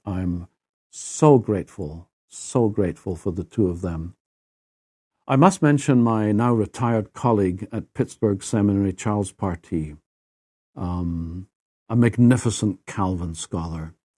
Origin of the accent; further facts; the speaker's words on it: Edinburgh, Scotland, United Kingdom; accent: Scottish; moved away as an adult; now in United States; my sense of things is actually European. I, thirty-one years, I lived my life in Edinburgh, in Scotland. I'm not American